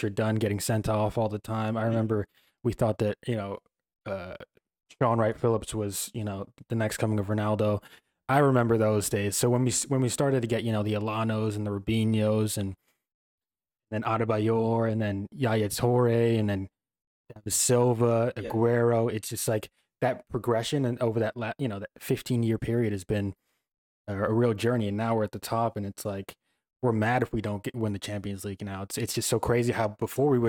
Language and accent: English; Oxford, South East England, United Kingdom; I was born in Oxford